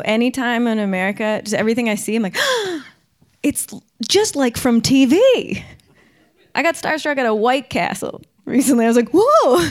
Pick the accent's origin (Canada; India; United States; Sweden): Canada; Victoria, British Columbia; moved away as an adult; now in Vancouver, Canada; I grew up in Victoria, which is on Vancouver Island.